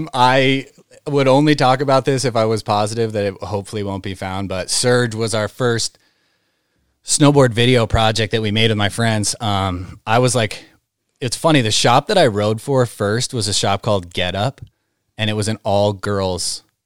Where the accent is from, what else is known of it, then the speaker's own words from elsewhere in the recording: Great Barrington, Massachusetts, United States; I'm from Great Barrington.